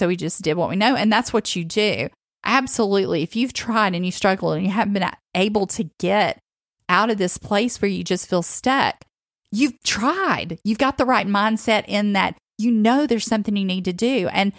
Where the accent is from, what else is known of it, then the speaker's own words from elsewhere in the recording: the South, United States; when I grew up in the South.